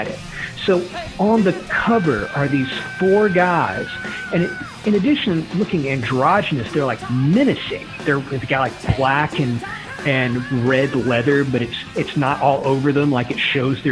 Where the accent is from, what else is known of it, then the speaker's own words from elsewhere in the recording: the South, United States; growing up in the South in the 1980s